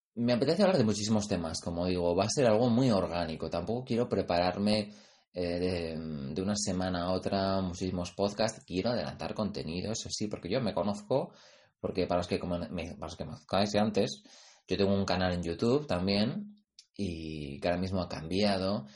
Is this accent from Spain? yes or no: yes; Pamplona, Navarre, Spain; mi tierra, yo soy de Pamplona